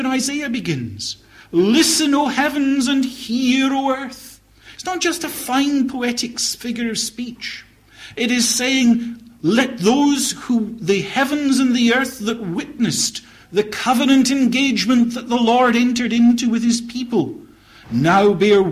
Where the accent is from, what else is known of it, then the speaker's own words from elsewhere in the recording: Scotland, United Kingdom; as a Scotsman